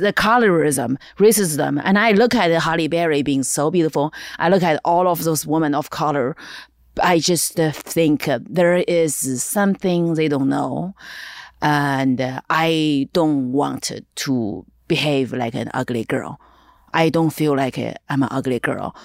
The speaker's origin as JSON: {"language": "English", "region": "eastern China", "country": "China", "second_language": "English", "moved": "as an adult", "lives_now": "Los Angeles, United States", "said": "I'm actually very dark for Chinese standard, for Eastern Chinese"}